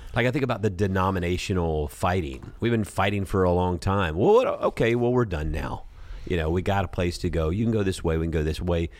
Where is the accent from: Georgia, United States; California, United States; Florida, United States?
Georgia, United States; Sea Island; I come from Sea Island, Georgia, where it's a, it's a golfing community